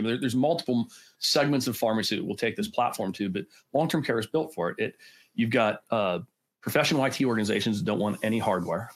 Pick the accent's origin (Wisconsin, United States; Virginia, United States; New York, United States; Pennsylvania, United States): Pennsylvania, United States; Pittsburgh; born and bred in Pittsburgh